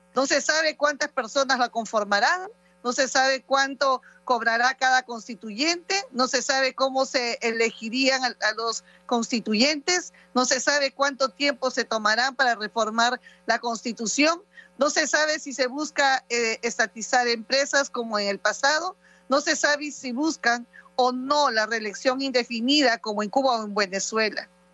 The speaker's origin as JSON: {"language": "Spanish", "country": "Peru", "said": "los peruanos informados"}